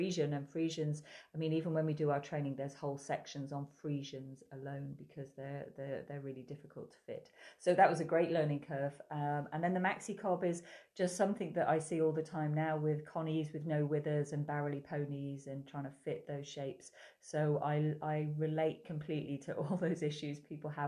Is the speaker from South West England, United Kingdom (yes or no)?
yes; Somerset, South West England, United Kingdom; now in Ireland; I grew up in Somerset